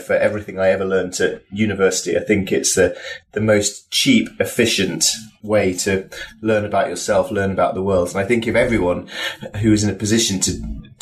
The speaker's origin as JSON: {"language": "English", "region": "Yorkshire and the Humber", "country": "United Kingdom", "tie": "born or raised there", "said": "I'm from Yorkshire, which is up in the north of England."}